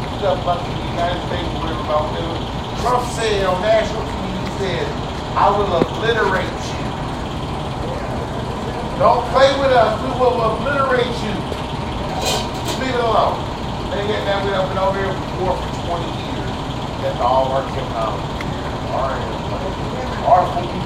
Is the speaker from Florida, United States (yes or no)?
yes; Miami, Florida, United States; when I was young as a kid down in Miami